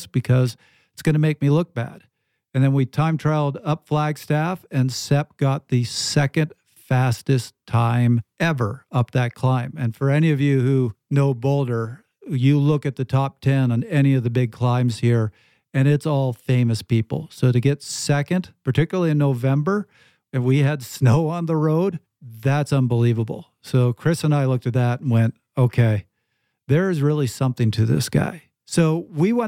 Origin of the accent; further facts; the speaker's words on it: Canada; I'm Canadian